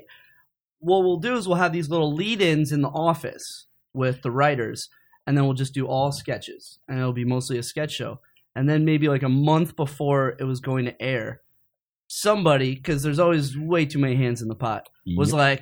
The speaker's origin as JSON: {"language": "English", "town": "Hartford", "region": "Connecticut", "country": "United States", "said": "I'm from Hartford, Connecticut"}